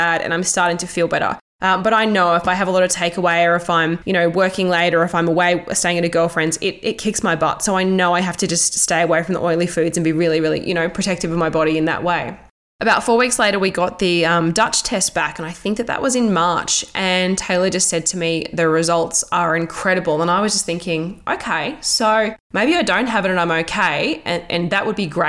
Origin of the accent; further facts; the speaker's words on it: Toowoomba, Queensland, Australia; moved away as an adult; also born or lived in Melbourne; I moved from Melbourne back to my hometown in Toowoomba in Queensland